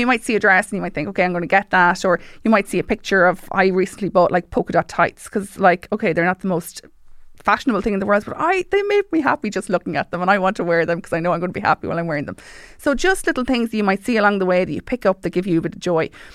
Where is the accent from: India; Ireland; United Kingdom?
Ireland; Mullingar, Leinster; I joined recently Hardy Book Studio in Mullingar 'cause I'm from Mullingar